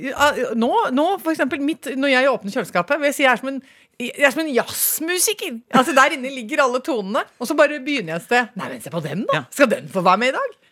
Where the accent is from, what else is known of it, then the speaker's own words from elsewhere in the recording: Toten, Innlandet, Norway; da jeg vokste opp på Toten